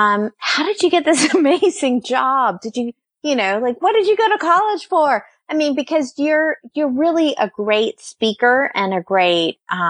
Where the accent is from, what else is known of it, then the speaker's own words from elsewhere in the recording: Charlotte, North Carolina, United States; Well, I grew up in Charlotte.